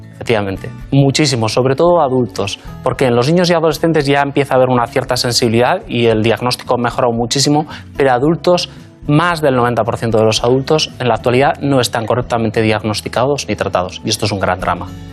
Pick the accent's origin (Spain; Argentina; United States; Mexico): Spain; Basque Country; moved away as an adult; also born or lived in Madrid / London; yo soy vasco, nací en el País Vasco, me formé, hice, de hecho, estudié la carrera de medicina en el País Vasco